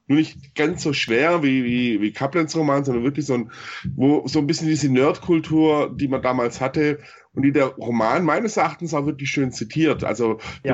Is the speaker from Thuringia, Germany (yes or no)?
no; Baden-Württemberg, Germany; now in Munich, Germany; ich komme aus Baden-Württemberg, da lege ich schon Wert drauf.